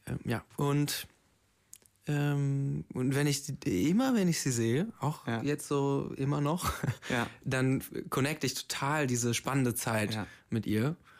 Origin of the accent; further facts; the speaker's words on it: Braunschweig, Lower Saxony, Germany; moved away; in meiner Heimat in Braunschweig